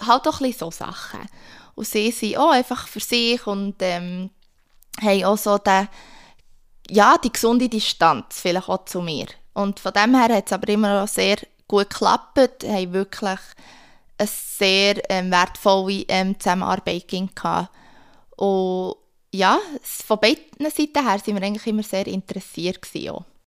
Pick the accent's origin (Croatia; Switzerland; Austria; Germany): Switzerland; moved away; als Schweizer